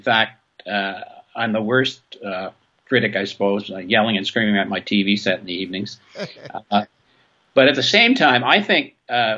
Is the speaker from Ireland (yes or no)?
no; Waterloo, Quebec, Canada; moved away; I went back to my hometown in Waterloo